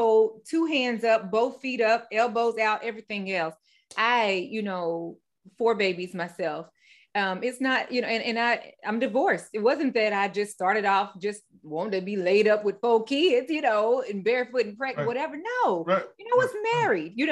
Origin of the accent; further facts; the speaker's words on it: Midwest, United States; moved away as an adult; now in Raleigh, United States; I'm from the Midwest. I relocated out here to the East Coast 3 years ago